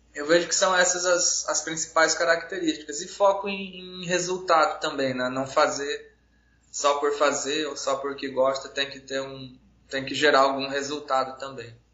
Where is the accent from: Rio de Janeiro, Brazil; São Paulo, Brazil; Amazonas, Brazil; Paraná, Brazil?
Paraná, Brazil; now in Roraima, Brazil; eu sou natural do estado do Paraná, mas moro aqui em Roraima já desde 94